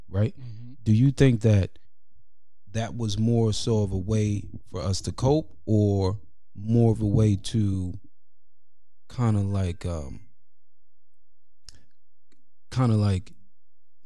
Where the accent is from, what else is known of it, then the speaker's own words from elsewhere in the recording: New York City, New York, United States; growing up in New York City, especially in the 90s